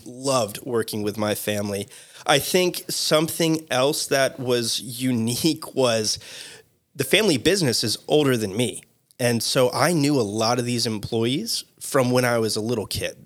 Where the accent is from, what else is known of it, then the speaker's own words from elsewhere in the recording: Boca Raton, Florida, United States; also born or lived in Mississippi; born and raised in Boca Raton, Florida